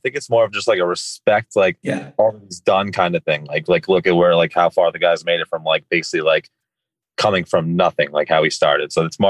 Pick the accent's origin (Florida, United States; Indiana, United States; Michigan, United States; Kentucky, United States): Florida, United States; Coral Springs; 25. I'll be 26 in October. And currently from Florida, Coral Springs, more specifically. And living with my girlfriend right now during the summers.